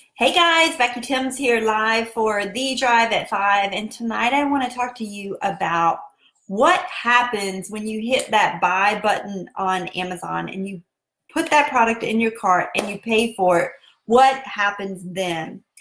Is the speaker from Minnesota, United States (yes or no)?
no; South Carolina, United States; accent: southern; that's just my southern accent. And that's how we roll down here in South Carolina.